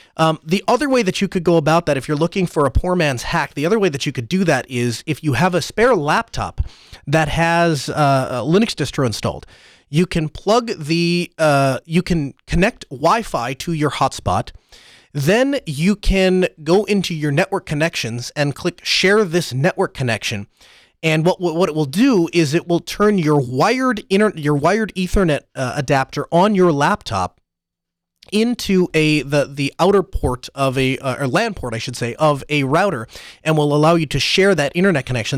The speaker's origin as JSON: {"language": "English", "region": "North Dakota", "country": "United States", "said": "North Dakota in, in my home state"}